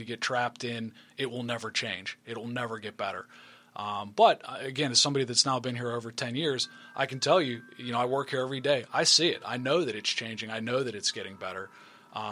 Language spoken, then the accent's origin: English; Murrysville, Pennsylvania, United States; also born or lived in White Oak, Pennsylvania; I did not grow up in McKeesport. I grew up in Murraysville